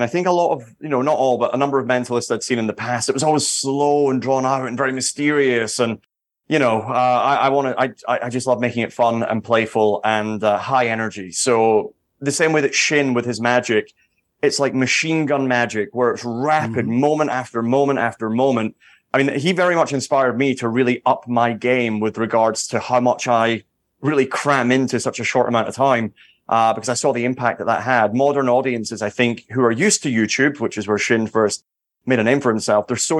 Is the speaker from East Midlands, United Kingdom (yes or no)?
no; Edinburgh, Scotland, United Kingdom; now in Las Vegas, United States; I mean, I grew up in Edinburgh, in Scotland, where we have the Edinburgh Fringe Festival